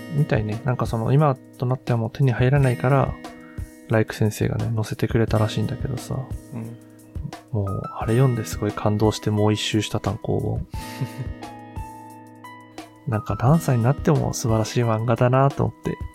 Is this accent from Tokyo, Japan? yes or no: no; Hiroshima, Japan; moved away as an adult; now in Kanto, Japan; 僕らは、兄弟は、広島で生まれたった